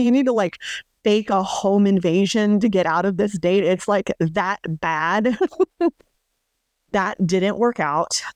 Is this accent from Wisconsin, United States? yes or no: no; New Mexico, United States; moved away; I grew up in New Mexico